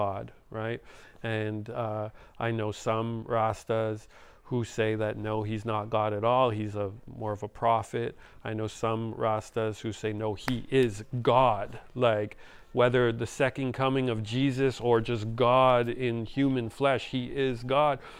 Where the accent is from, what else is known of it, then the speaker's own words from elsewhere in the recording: Montreal, Quebec, Canada; I didn't grow up in Jamaica. I grew up in Montreal